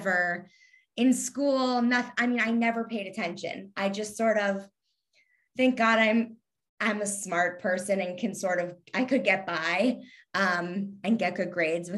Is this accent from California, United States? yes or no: no; Kentucky, United States; accent: Southern; I actually really like my Southern accent. It just sometimes a little twang will come out like normally. And I say y'all, but, I don't know. It's just, my parents weren't from Kentucky. So it's not like that's what I was hearing all day at home. My parents are from the Northeast. So, but I'm from Kentucky.